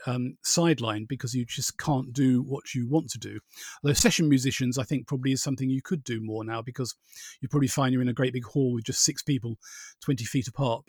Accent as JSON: {"language": "English", "town": "Borehamwood", "region": "East of England", "country": "United Kingdom", "tie": "born or raised there", "said": "I grew up in Boreham Wood, which is basically generally known around the world as Elstree"}